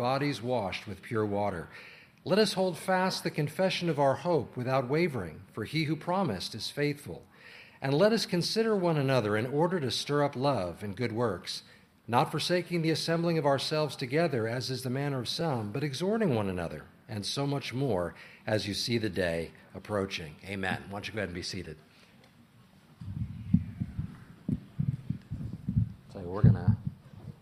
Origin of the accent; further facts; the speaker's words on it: Illinois, United States; moved away; I'm from Illinois